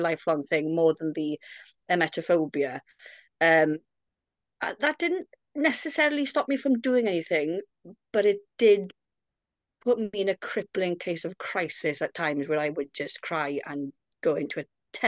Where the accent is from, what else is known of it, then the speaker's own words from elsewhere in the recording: Wales, United Kingdom; I'm 32 from Wales.